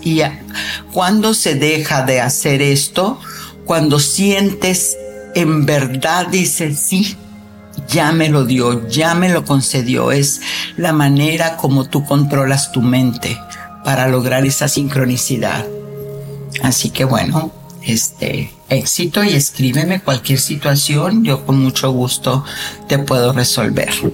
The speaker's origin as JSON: {"language": "Spanish", "country": "Mexico", "said": "yo soy mexicana"}